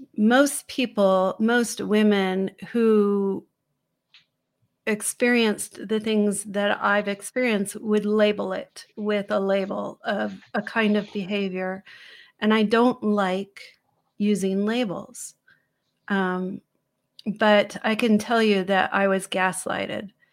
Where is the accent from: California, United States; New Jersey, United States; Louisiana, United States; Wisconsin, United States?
California, United States; San Francisco; I was born in the Haight Ashbury in San Francisco